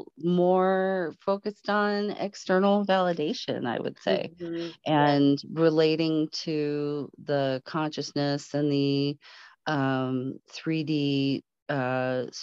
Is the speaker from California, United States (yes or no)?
yes; Palo Alto, California, United States; now in Colorado, United States; I grew up in Palo Alto. I grew up in Silicon Valley